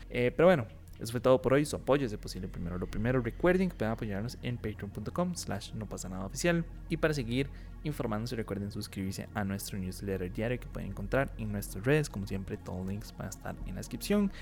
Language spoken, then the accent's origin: Spanish; Costa Rica; como ticos